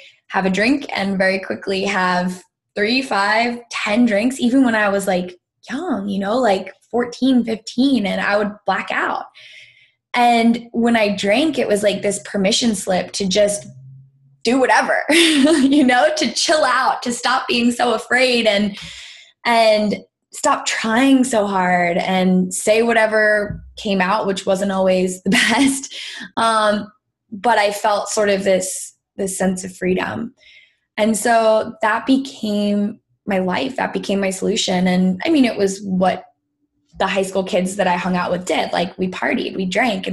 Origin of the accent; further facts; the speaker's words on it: Greenwich, Connecticut, United States; I was born and raised in Greenwich, Connecticut.